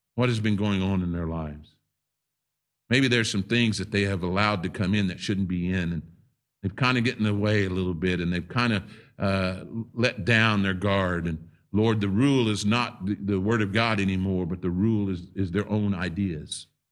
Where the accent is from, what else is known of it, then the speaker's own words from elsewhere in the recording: United States; I'm a Native American. I'm a native.